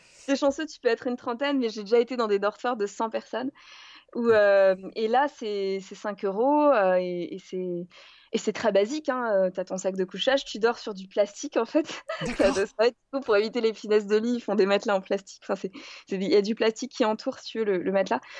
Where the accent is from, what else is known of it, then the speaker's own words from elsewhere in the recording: Alsace, Grand Est, France; Je suis partie de, ma maison, de la maison où j'ai grandi en Alsace